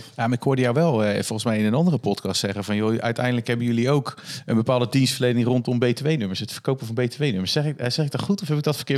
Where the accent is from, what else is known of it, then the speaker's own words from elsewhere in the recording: Netherlands; als Hollander